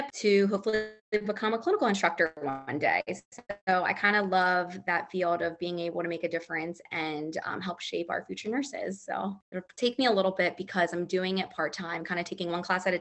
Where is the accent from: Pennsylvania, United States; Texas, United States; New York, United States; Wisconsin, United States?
Pennsylvania, United States; Lancaster; moved away as an adult; now in Philadelphia, United States; I'm originally from Lancaster, Pennsylvania, which is Amishville.